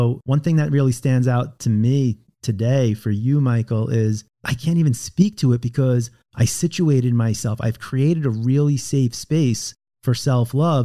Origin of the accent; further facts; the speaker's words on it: Long Island, New York, United States; moved away; also born or lived in California; I was raised in Long Island in a very Jewish community.